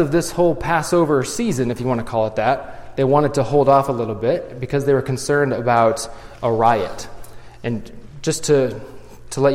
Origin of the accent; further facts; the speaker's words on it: Morton, Illinois, United States; I'm from Morton, so Pumpkin Festival is a big deal.